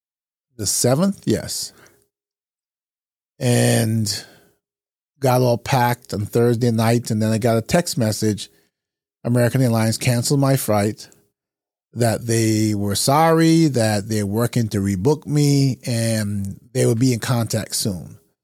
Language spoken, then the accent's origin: English; Barbados; now in United States; So I've spent most of my life in the United States, but I'm originally from Barbados, or we would say Bajan.